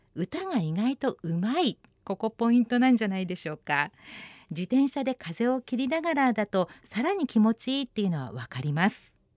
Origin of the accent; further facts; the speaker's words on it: Shizuoka, Japan; 私のふるさと静岡にもトロ遺跡っていう遺跡がありまして